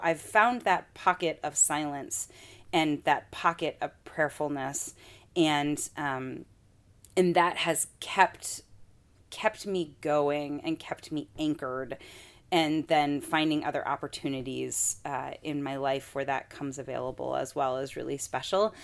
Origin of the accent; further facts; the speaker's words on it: Michigan, United States; now in Minnesota, United States; I'm from Michigan